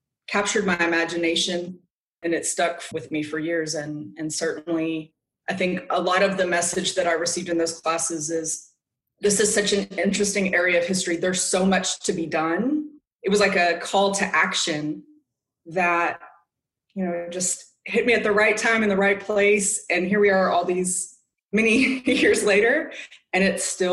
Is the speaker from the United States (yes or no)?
yes; Texas, United States; now in Auburn, United States; I grew up in Texas